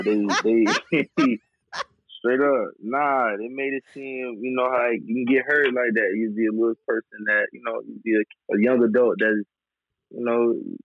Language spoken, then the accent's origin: English; Tampa, Florida, United States; Growing up in Tampa was, I mean, it's a lot of people get a lot of different things, man. For me personally, it was a lot more quiet than a lot of people would say.